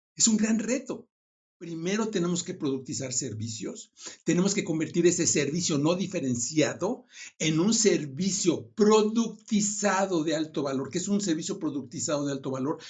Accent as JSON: {"language": "Spanish", "country": "Mexico", "moved": "as an adult", "lives_now": "Silicon Valley, United States", "said": "soy mexicano, hace 20 años eh, me fui al Silicon Valley"}